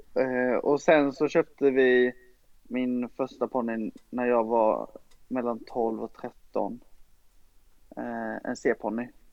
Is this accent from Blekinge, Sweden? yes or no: yes; Ronneby, Blekinge, Sweden; i Brunnsparken i Ronneby där jag är uppvuxen